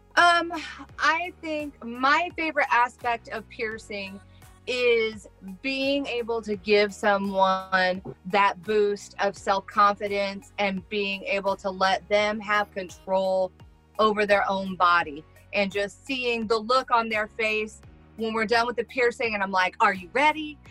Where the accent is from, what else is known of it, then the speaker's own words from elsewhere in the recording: Midwest, United States; I'm from the Midwest and we're rednecks and we kind of say stuff wrong around here